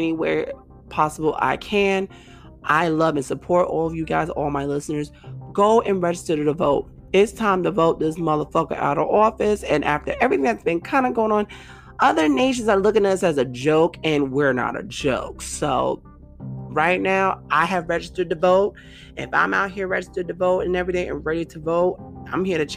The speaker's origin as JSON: {"language": "English", "town": "New York City", "region": "New York", "country": "United States", "said": "I'm from Brooklyn"}